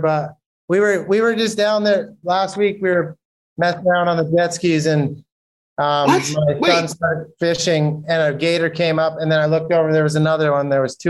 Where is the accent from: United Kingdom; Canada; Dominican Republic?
Canada; Saskatchewan; now in Florida, United States; I grew up in Canada where we don't have anything, in Saskatchewan where it's freezing cold almost all year long